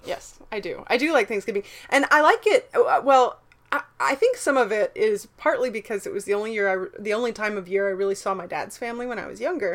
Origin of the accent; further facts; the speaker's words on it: the South, United States; growing up in the South